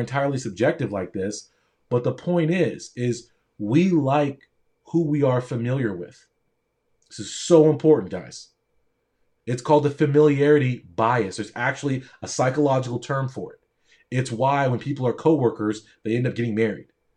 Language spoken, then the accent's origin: English; Newport Beach, California, United States; also born or lived in Palo Alto; I grew up in Orange County in Newport Beach